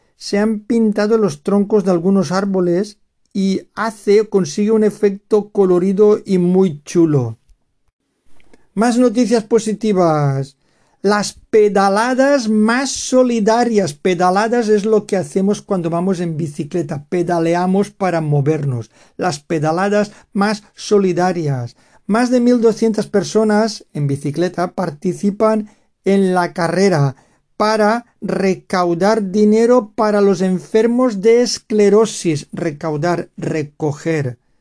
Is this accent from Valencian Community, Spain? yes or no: yes; Valencian Community, Spain; first language Spanish; aquí la comunidad valenciana de donde soy yo